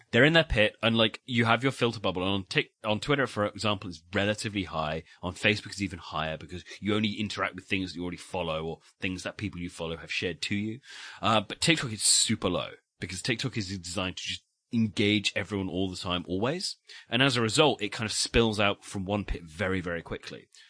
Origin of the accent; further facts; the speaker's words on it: United Kingdom; we are British